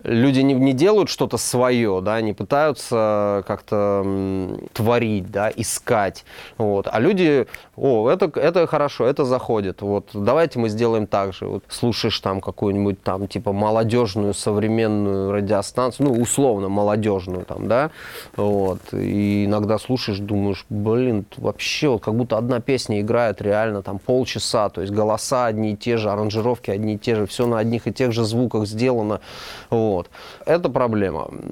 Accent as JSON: {"language": "Russian", "region": "Moscow", "country": "Russia", "tie": "born or raised there", "said": "Я родился в Москве"}